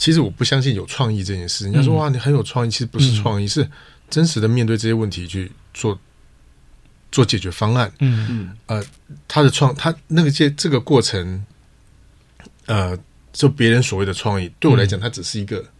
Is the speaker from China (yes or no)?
no; Taiwan; 就欧洲欧美有他们的习惯，我们台湾人有台湾的习惯，大陆有他的习惯